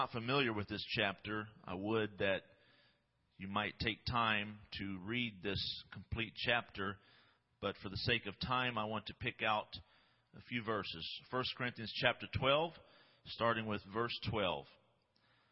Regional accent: Midwest, United States; I'm from the Midwest

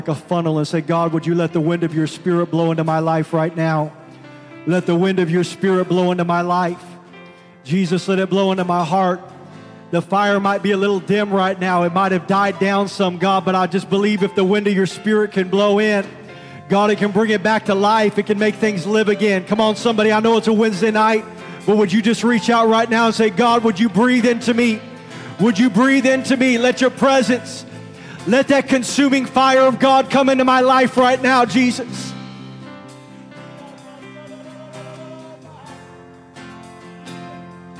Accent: Seattle, Washington, United States; when I was a kid growing up in the Seattle area

